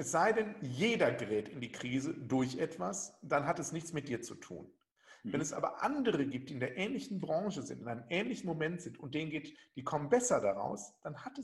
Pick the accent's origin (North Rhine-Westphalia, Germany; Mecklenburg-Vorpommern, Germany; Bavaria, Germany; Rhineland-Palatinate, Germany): North Rhine-Westphalia, Germany; Ich komme aus dem Ruhrgebiet. Ich habe auf Aschenplätzen noch Verteidiger gespielt.